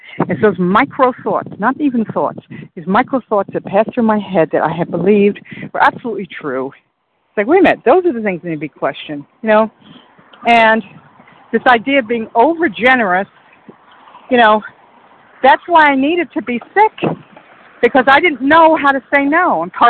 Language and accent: English; Iowa, United States; I'm in Central Time. … from Iowa.